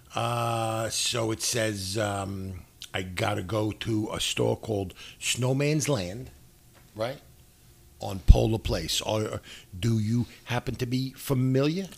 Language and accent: English; New York City, New York, United States; I'm from New York City